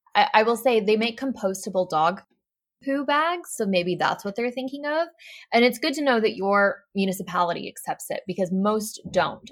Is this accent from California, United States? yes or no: no; Arkansas, United States; I'm from Arkansas, which is not necessarily the most eco-friendly, progressive state in America.